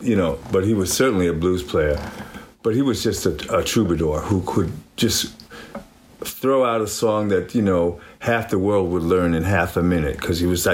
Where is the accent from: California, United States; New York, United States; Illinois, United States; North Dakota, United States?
New York, United States; New York City; moved away as an adult; now in Sweden; I was born and raised in New York City. I left the States, you know, on my own to live in Europe at age 18.